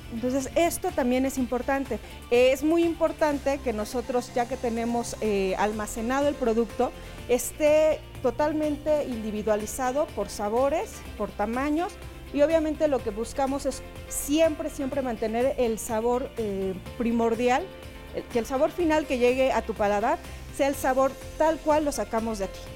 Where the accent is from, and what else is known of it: Mexico